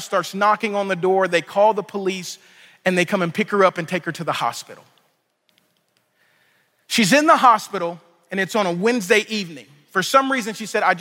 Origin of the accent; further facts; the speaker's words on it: Louisiana, United States; I'm from Louisiana